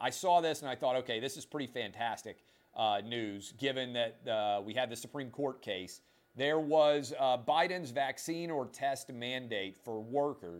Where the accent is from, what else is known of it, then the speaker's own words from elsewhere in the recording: Nashville, Tennessee, United States; I grew up in Nashville